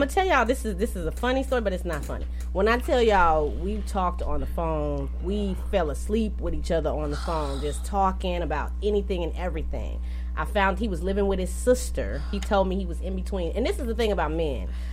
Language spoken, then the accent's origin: English; Champaign, Illinois, United States; moved away as an adult; also born or lived in Decatur, Illinois; I was raised in Champaign